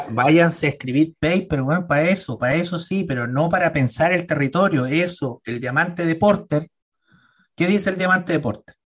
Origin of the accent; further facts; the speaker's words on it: Chile; somos medio apocados en Chile